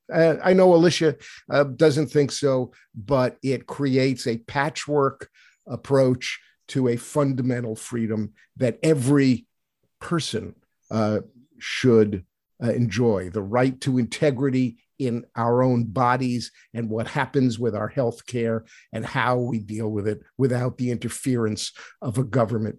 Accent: United States

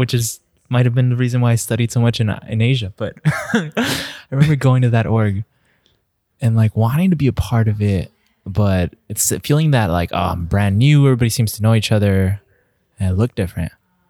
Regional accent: El Paso, Texas, United States; growing up in El Paso, it's like 90% Hispanic, 90% Latino.

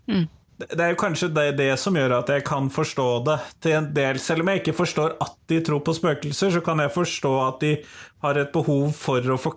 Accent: Drøbak, Akershus, Norway; jo fra Drøbak

